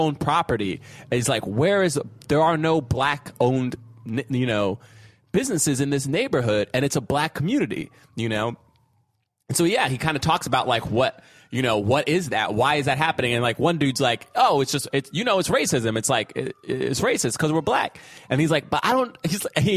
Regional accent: New York, United States; I grew up in New York partly

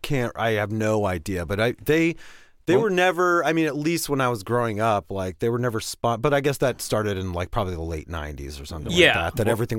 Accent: Pittsburgh, Pennsylvania, United States; I grew up in Pittsburgh

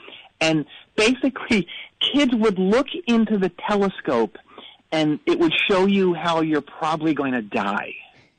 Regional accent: Boise, Idaho, United States; I grew up in Boise, Idaho, outside of Boise.

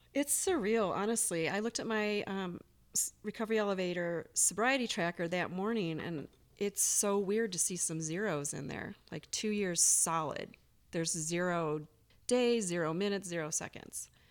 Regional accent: Michigan, United States; moved away as an adult; also born or lived in Las Vegas, Nevada; now in Bozeman, United States; I'm originally from Michigan. I lived there for twenty-three years. Um, grew up in the country

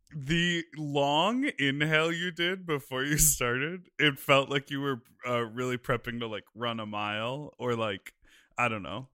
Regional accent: Evanston, Illinois, United States; I grew up in Evanston, which is the town next to Wilmette

